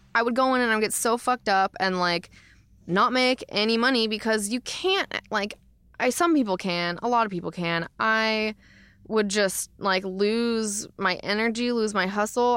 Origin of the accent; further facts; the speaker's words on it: Florida, United States; also born or lived in Portland, Oregon; now in Los Angeles, United States; I'm from Florida originally